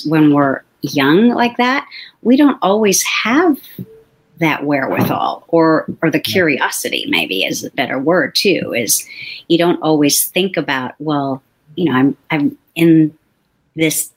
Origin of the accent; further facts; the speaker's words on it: South San Francisco, California, United States; my parents bought a house when I was 4 in South City. So I lived there for 35 years.